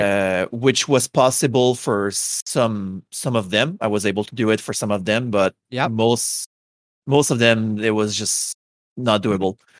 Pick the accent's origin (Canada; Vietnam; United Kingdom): Canada; Quebec; English is a second language; I am from uh, Canada, uh, and more specifically, I'm from Quebec. So we're like the French people uh, from Canada. So yeah, I have a heavy accent